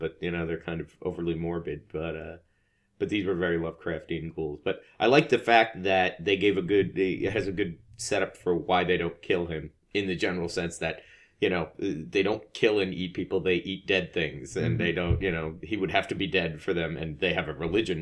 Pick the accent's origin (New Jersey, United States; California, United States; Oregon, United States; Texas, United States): New Jersey, United States; I'm from New Jersey